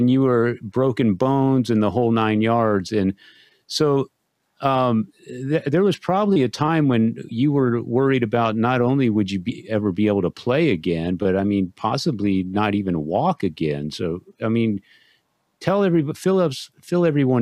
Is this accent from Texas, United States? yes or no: yes; Texas, United States; I'm from Texas